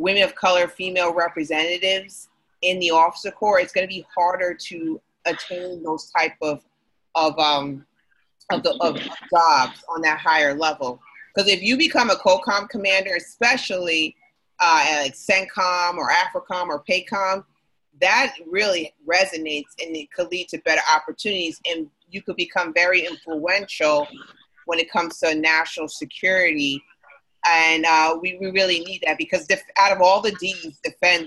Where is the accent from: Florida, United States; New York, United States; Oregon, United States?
New York, United States; As a New Yorker